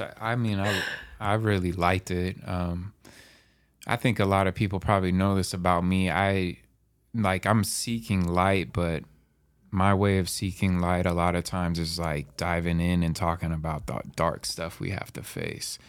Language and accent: English; Medical Lake, Washington, United States; I'm from Medical Lake. We used to play, you know, Colville in sports all the time